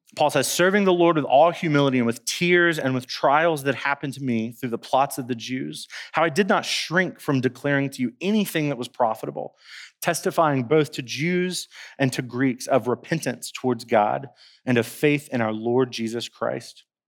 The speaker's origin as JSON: {"language": "English", "town": "Winston-Salem", "region": "North Carolina", "country": "United States", "moved": "yes", "lives_now": "Colombia", "said": "I'm from Winston-Salem, North Carolina, and our city is referred to as the Dash"}